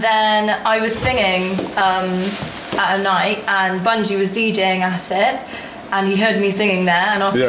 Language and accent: English; Bristol, South West England, United Kingdom; I'm from Bristol, but I'm half Chinese.